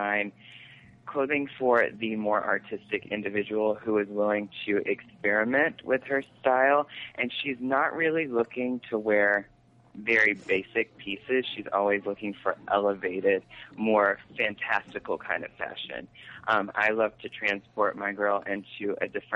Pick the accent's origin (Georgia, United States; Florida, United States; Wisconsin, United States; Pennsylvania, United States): Georgia, United States; now in New York, United States; I am originally from Georgia